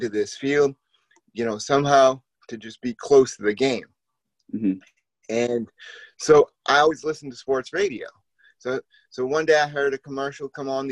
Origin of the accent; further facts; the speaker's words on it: Boston, Massachusetts, United States; growing up in Boston, absolutely love Boston sports